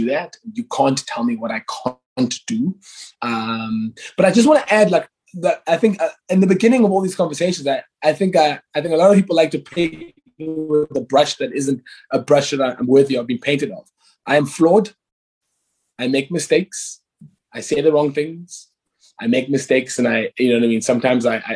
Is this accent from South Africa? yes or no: yes; Cape Town, Western Cape, South Africa; I'm a South African who was raised in the township of Guguletu and Langa